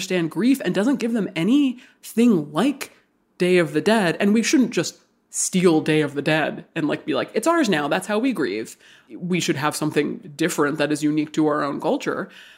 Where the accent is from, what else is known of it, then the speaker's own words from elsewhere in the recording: Hawaii, United States; I grew up in Hawaii. I was born and raised in Hawaii. I'm obviously not a native person to Hawaii.